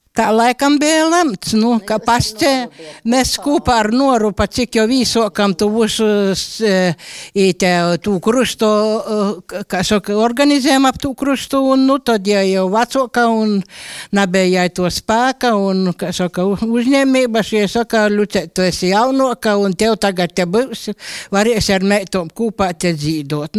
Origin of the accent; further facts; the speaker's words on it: Latgale, Latvia; Es pats esmu no Škilbanu puses, un tur eh, manas mūsas arī dzīvoja pie krucifiksiem